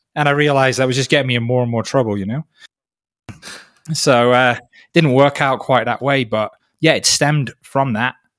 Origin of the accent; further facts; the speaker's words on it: North Wales, United Kingdom; now in Peru; I grew up in North Wales.